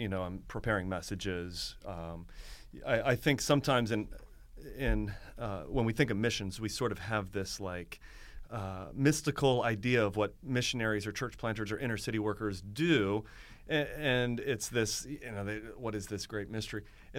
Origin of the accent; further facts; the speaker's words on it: Akron, Ohio, United States; also born or lived in Florida; now in Baltimore, United States; So I'm from Akron, Ohio, okay. Originally. I came to Maryland through Florida after some college and took a youth pastor job for 5 years outside of Baltimore.